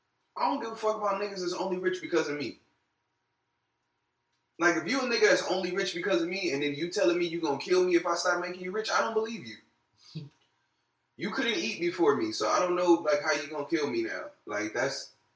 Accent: Compton, California, United States; I'm from Compton

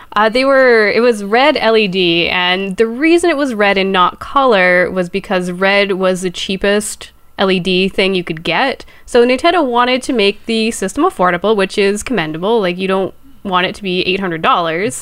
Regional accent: Canada; I'm Canadian

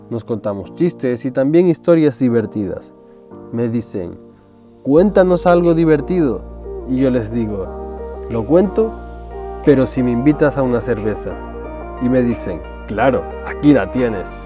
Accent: Tenerife, Canary Islands, Spain; now in Madrid, Spain; Yo soy de Tenerife, pero vivo y trabajo en Madrid. Siempre que voy a Tenerife a visitar a mi familia en vacaciones, me pongo muy contento.

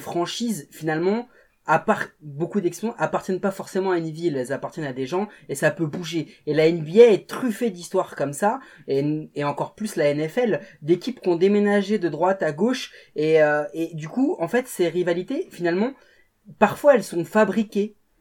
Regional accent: Portugal; en tant que Portugais

